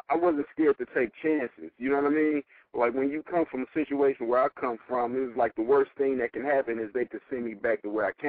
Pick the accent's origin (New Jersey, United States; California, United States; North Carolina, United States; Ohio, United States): California, United States; the Bay Area; I'm actually from the Bay